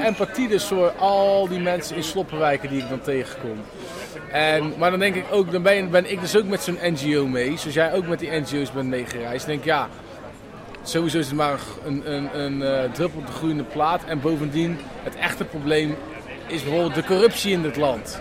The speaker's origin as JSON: {"language": "Dutch", "country": "Netherlands", "said": "wij als Nederlanders"}